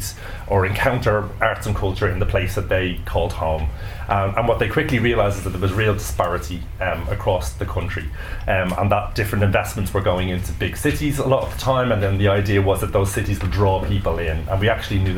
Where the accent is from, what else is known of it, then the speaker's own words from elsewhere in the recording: Dublin, Leinster, Ireland; I grew up in Dublin on the kind of cusp of the boundary between Santry and Ballymun